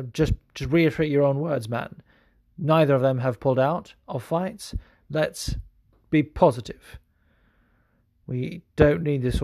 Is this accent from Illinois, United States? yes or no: no; Las Vegas, Nevada, United States; moved away as an adult; also born or lived in California / Los Angeles; now in New Jersey, United States; I lived in Los Angeles for 9 years. So I like to say I'm from California as well, but I was born in California, but I was raised, most of my schooling took place in Vegas.